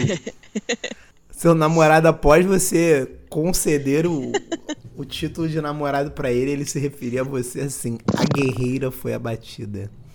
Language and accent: Portuguese; Belo Horizonte, Minas Gerais, Brazil; sou do, de Belo Horizonte